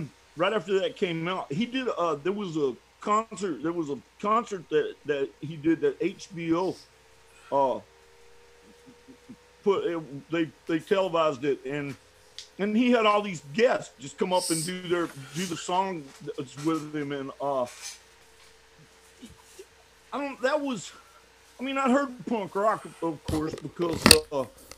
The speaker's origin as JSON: {"language": "English", "region": "Southeast Texas", "country": "United States", "tie": "born or raised there", "said": "having been born and raised in Texas"}